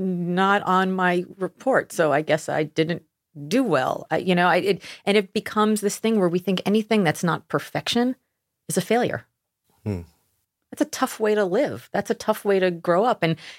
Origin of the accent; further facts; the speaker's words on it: Miami, Florida, United States; moved away as an adult; also born or lived in Austin; I grew up in Miami.